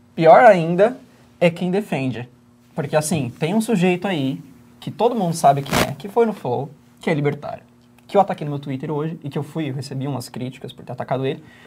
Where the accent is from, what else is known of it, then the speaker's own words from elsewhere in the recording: Northeast Region, Brazil; Eu sou nordestino